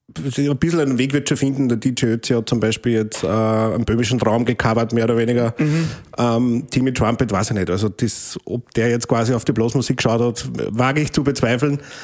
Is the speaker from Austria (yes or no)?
yes; St. Martin im Innkreis, Upper Austria, Austria; meinen Heimatort in St. Martin im Innkreis